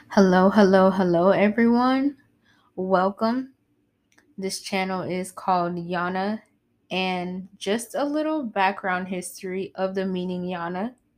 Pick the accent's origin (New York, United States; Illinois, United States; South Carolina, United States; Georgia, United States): South Carolina, United States; I'm from South Carolina.